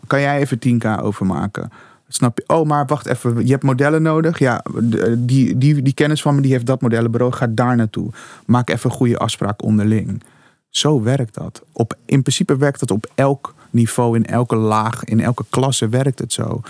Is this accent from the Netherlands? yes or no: no; Suriname; moved away; also born or lived in Curaçao; Ik kom uit Suriname. Ik ben geboren op Curaçao.